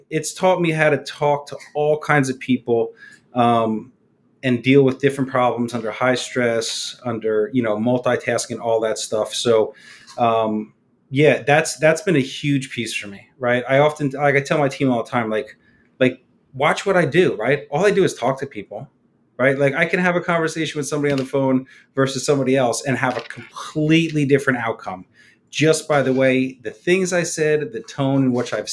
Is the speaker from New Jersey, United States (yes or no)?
yes; New Jersey, United States; moved away as an adult; now in Honolulu, United States; I'm from New Jersey originally